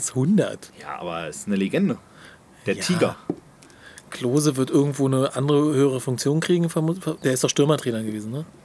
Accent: Hamburg, Germany; Ja, ich bin Hamburger, verstehe ich nicht.

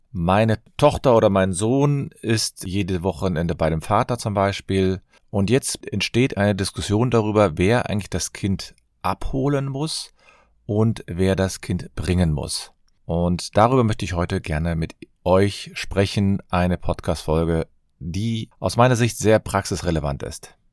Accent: Cologne, North Rhine-Westphalia, Germany; Ich komme aus Köln.

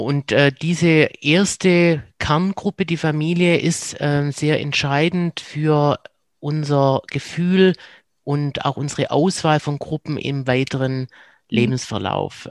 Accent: Swabia, Germany; accent: Swabian; now in Cologne, Germany; komme ich aus dem Schwäbischen ähm, und bin in Köln gelandet

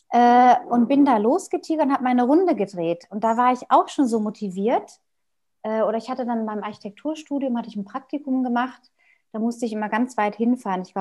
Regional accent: North Rhine-Westphalia, Germany; ich bin in Westfalen aufgewachsen, in einem kleinen Dorf außerhalb von einer größeren Stadt auf dem Land mit Bauernhöfen drumherum

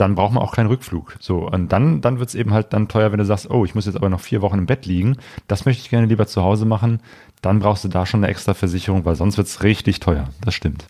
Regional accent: Germany; als Deutscher

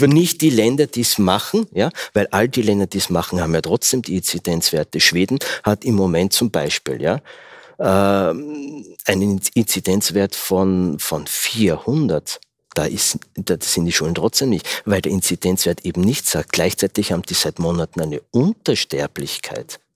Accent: Austria; ich bin ja Österreicher

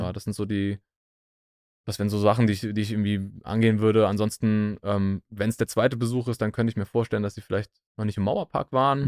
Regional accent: Bingen am Rhein, Rhineland-Palatinate, Germany; moved away as an adult; now in Berlin, Germany; Ich komme aus Bing am Rhein.

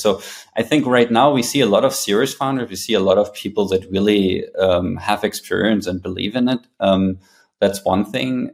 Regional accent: Berlin, Germany; moved away as an adult; also born or lived in New York; prior to coming back to my hometown Berlin, I also spent 10 years in New York

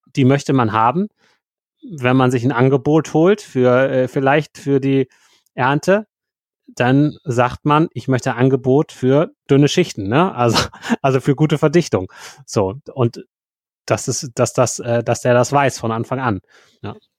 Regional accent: Schleswig-Holstein, Germany; bei uns in Schleswig-Holstein

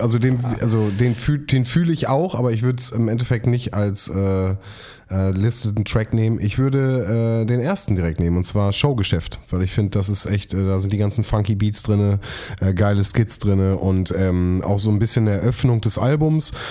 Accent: Bielefeld, North Rhine-Westphalia, Germany; born or raised there

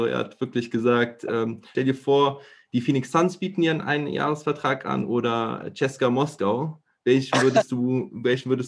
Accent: Germany; Äh, freut äh, uns natürlich als Deutsche natürlich auch sehr.

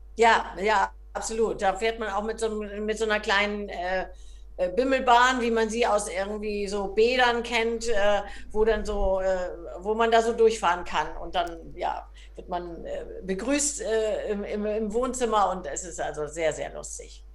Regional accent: Hamburg, Germany; bin ja äh, ganz früh schon in die Ballettschule der Hamburgischen Staatsoper gekommen

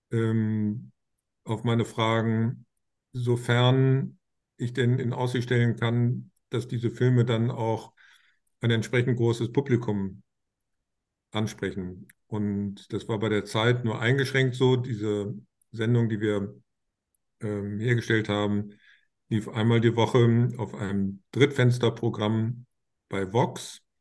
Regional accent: Bonn, North Rhine-Westphalia, Germany; ich komme aus Bonn, der alten Bundeshauptstadt, und bin mit Politik vor der Haustür groß geworden

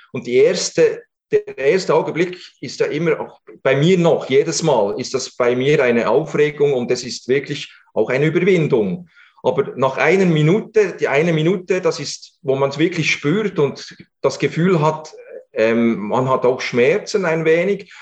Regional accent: Switzerland; bei uns in der Schweiz

